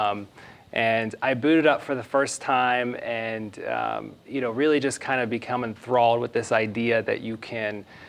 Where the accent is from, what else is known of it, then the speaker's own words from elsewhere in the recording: Pittsburgh, Pennsylvania, United States; moved away as an adult; now in Austin, United States; So I'm originally from Pittsburgh, Pennsylvania. I was born and raised on a 20-acre farm right outside the city, and moved to Austin about 5 years ago